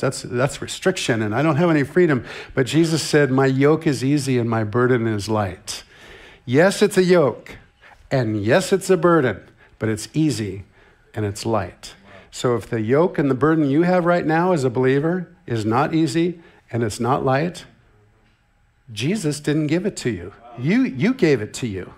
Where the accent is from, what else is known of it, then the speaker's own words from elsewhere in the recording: Santa Barbara, California, United States; I grew up in Santa Barbara, California.